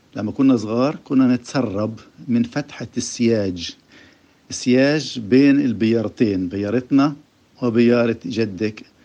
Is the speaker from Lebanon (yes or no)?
no; Jaffa, Tel Aviv District, Israel; من يافا إيه، في هاي اللحظة الحقيقة أنا قاعد في البلكونة في حي العجمة في بيتي